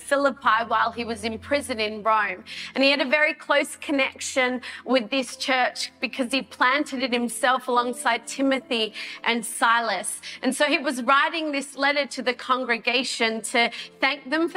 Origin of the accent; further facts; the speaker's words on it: Australia; as an Australian citizen